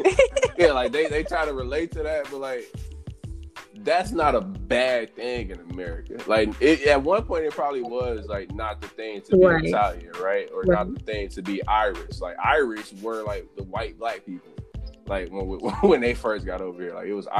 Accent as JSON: {"language": "English", "country": "Australia", "said": "Like, I'm Australian. I'm not even from here. I'm a minority too."}